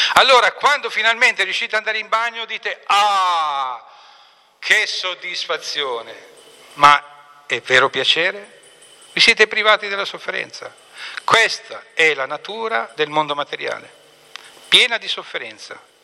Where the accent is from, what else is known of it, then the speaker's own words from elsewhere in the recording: Apulia, Italy; io sono pugliese di origine